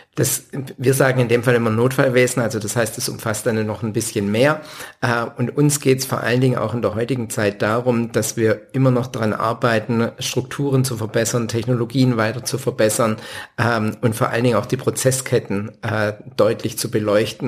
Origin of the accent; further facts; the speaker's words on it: Winnenden, Baden-Württemberg, Germany; also born or lived in Backnang; aufgewachsen in Winnenden